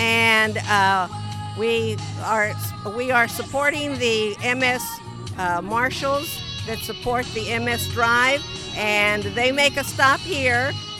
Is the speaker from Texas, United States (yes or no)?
yes; Houston, Texas, United States; No, I'm not from Somerville. I was raised in Houston.